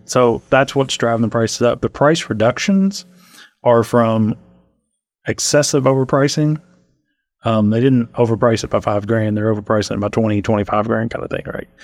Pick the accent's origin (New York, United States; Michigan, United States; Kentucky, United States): Kentucky, United States; Montgomery County; moved away as an adult; now in Lexington, United States; I'm from Montgomery County